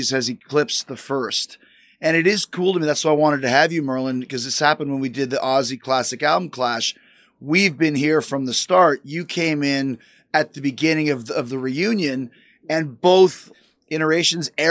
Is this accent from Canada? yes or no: yes; Canada; growing up in Canada